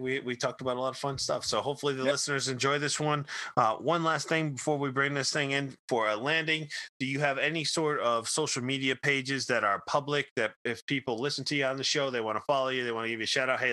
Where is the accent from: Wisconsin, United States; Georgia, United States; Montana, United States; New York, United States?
New York, United States; Kingston; now in Michigan, United States; I grew up in Kingston, about 90 miles north of New York City